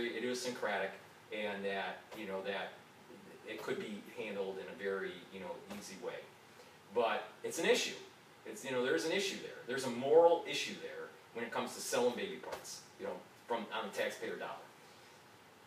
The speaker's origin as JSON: {"language": "English", "town": "Detroit", "region": "Michigan", "country": "United States", "tie": "born or raised there", "moved": "yes", "lives_now": "New York, United States", "said": "I was born and raised in Detroit"}